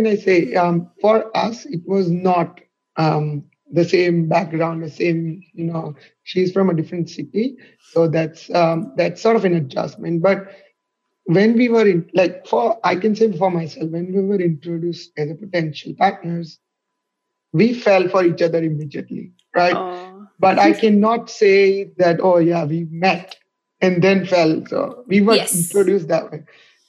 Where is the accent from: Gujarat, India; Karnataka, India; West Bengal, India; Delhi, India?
Gujarat, India; Ahmedabad; moved away as an adult; now in Melbourne, Australia; So I am from Ahmedabad, city of Ahmedabad in state of Gujarat in India, which is a west part of India. I've never moved from Ahmedabad anywhere